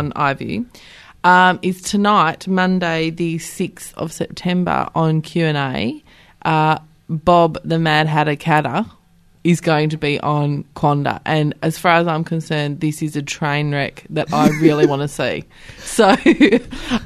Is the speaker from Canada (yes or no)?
no; Wilson Tuckey's electorate, Western Australia, Australia; I grew up in Wilson Tuckey's electorate